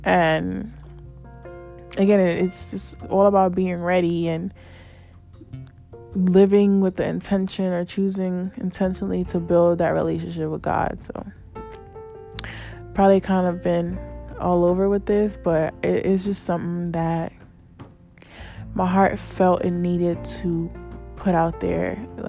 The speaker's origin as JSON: {"language": "English", "town": "New York City", "region": "New York", "country": "United States", "said": "I'm Black, but I'm a Latina. I'm a New Yorker, but I'm technically from another country because my parents are from there, so I still got that connection."}